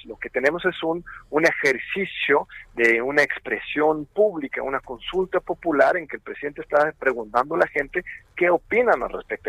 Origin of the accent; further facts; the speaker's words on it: Mexico; como pueblo mexicano